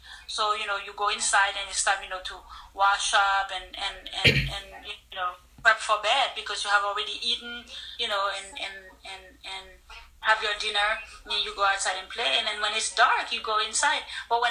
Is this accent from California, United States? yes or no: no; New Jersey, United States; Then growing up in New Jersey, white Americans have a lot of prejudice, so they give you a hard time.